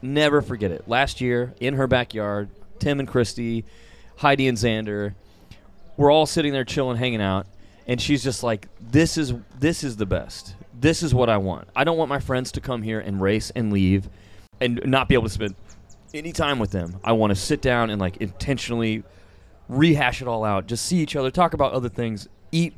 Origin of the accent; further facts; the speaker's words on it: Parsons, Kansas, United States; now in Stillwater, United States; my hometown in Parsons, Kansas.